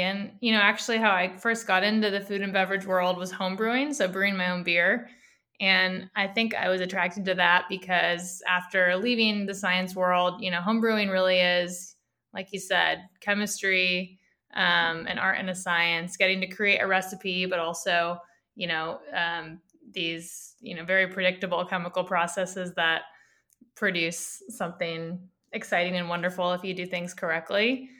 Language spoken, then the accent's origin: English; near Stanford University, Northern California, United States; I grew up in Northern California, so about an hour south of San Francisco near Stanford University.